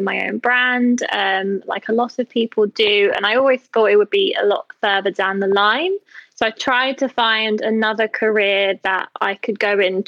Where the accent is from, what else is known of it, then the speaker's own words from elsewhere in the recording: London, United Kingdom; moved away as an adult; also born or lived in Berlin; I'm from London, but when I graduated, I didn't really want to go back to London at that point.